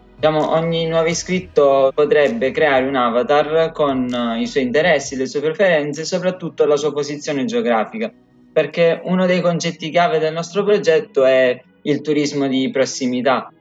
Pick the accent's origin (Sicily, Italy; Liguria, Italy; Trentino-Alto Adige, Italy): Sicily, Italy; Pachino; Vengo da Pachino, un piccolo comune sul versante sud